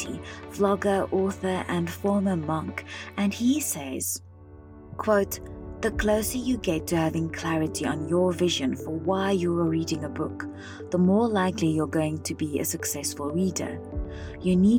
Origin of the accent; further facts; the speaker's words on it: South Africa; I remember spending hours at our local public library in my hometown in South Africa